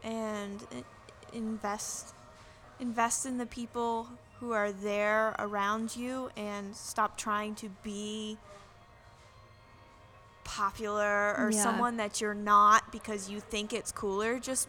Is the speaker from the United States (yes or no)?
yes; Northern Virginia, United States; moved away; I'm from Northern Virginia